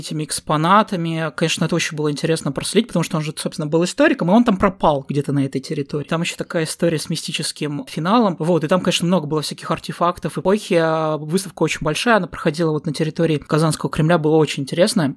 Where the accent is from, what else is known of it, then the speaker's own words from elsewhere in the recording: Southern Urals, Russia; у нас находится рядом Аркаим